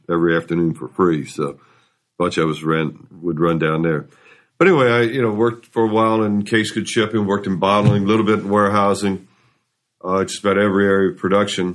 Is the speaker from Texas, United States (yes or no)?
no; Louisville, Kentucky, United States; I grew up in Louisville, went to Atherton High School